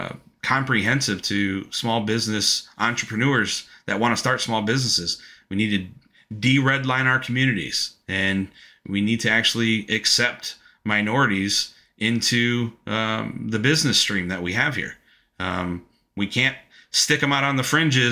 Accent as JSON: {"language": "English", "country": "United States", "said": "as an American, as a white American male"}